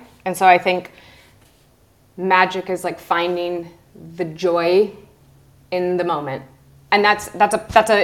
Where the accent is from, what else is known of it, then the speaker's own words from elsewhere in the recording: Lansing, Michigan, United States; moved away as an adult; also born or lived in Arizona / Chicago; now in London, United Kingdom; My first job, I was a receptionist at my mom and dad's beauty salon in my tiny town in Lansing, Michigan. I worked there through high school